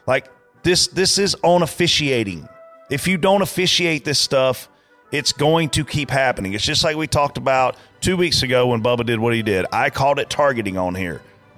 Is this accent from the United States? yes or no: yes; Lancaster, South Carolina, United States; at my local dirt track level growing up on Saturday nights in Lancaster, South Carolina